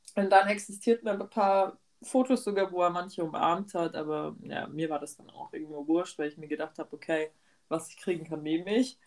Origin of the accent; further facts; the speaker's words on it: Germany; wir sind halt aus Deutschland